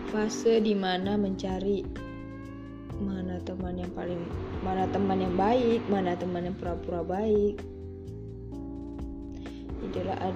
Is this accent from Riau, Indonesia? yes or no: yes; Pekanbaru, Riau, Indonesia; aku dari jurusan psikologi. Aku dari Riau Pekanbaru.